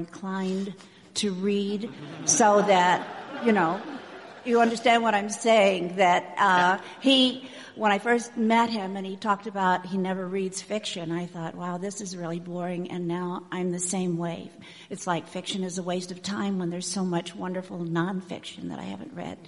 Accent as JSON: {"language": "English", "town": "St. Louis", "region": "Missouri", "country": "United States", "lives_now": "Carterville, United States", "said": "I'm formerly from St. Louis and currently from Carterville, Illinois, which is down by Carbondale."}